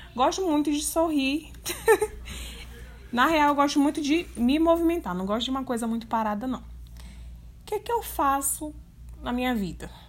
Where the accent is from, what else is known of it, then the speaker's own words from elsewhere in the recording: São Luís, Maranhão, Brazil; moved away as an adult; now in Brasília, Brazil; eu sou de São Luís do Maranhão, minha terrinha maravilhosa